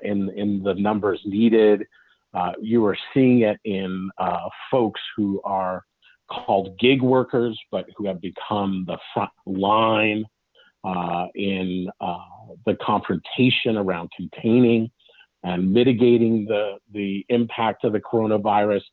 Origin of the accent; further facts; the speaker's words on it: Los Angeles, California, United States; also born or lived in Long Beach, California; now in Oregon, United States; I grew up in Los Angeles, and I grew up at a time that desegregation was beginning to come into play.